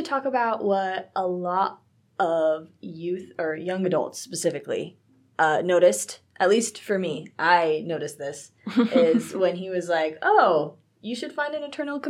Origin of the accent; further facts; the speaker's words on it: Texas, United States; I was really excited about the Fort Worth, Texas one because I am from Texas, so.